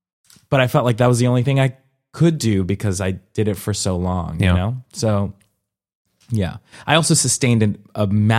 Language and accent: English; Colombia; born there; I've been doing it since I was four, and I was born in Colombia, mm-hmm. and when I was four, I did folkloric dancing